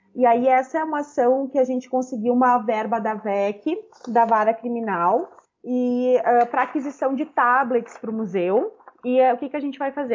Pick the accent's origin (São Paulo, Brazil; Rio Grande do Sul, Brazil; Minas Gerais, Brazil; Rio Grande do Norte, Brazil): Rio Grande do Sul, Brazil; Caxias do Sul; moved away as an adult; also born or lived in Porto Alegre; eu sou eu venho de Caxias do Sul, né? Então, quando eu passo no vestibular em 2010